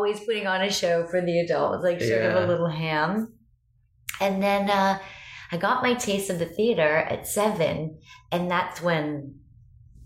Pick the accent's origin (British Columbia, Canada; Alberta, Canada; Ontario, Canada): Ontario, Canada; Unionville; moved away as an adult; now in United States; I grew up in Toronto, in a small town outside of Toronto called Unionville